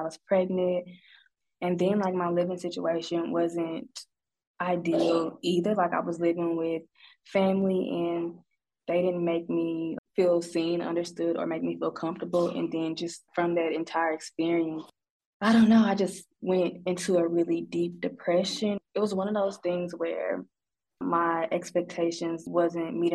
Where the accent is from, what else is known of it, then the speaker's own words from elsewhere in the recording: Sikeston, Missouri, United States; moved away as an adult; also born or lived in Cape Girardeau, Missouri / Jonesboro, Arkansas / Arlington, Texas; now in Arkansas, United States; I am from a town called Sikeston, Missouri. It is like 2 hours outside of St. Louis, so just that area.